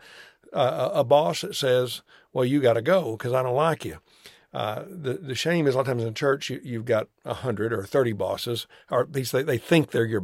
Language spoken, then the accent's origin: English; United States